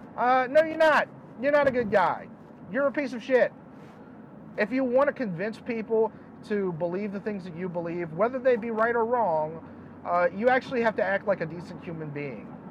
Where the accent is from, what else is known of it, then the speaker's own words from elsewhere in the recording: United States; the America that I grew up